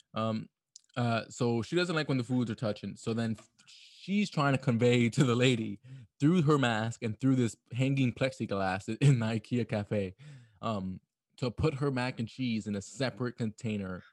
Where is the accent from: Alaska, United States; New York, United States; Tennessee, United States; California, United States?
New York, United States; New York City; a New Yorker